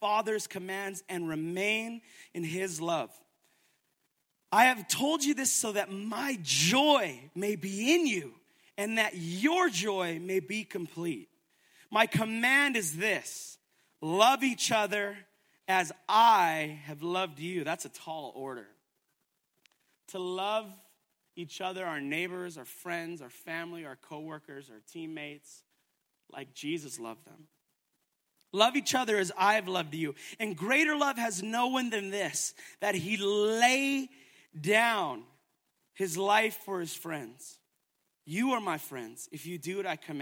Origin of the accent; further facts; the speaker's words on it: Edmonton, Alberta, Canada; now in Calgary, Canada; I'm not from here, I'm from Edmonton